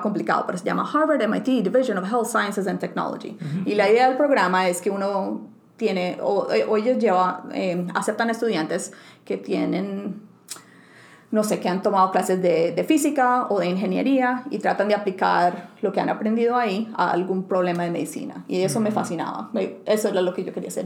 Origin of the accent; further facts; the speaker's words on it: Bucaramanga, Santander, Colombia; first language Spanish and English; moved away as an adult; also born or lived in Bogotá, Colombia / San Diego, California; now in United States; yo nací en Bogotá, en Colombia, y la mayoría de mi vida pues crecí en, otras, en otra ciudad que se llama Bucaramanga